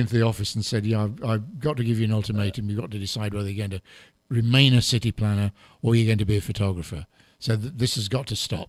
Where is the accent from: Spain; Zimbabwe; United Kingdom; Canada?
United Kingdom; England; accent: English; I've got an English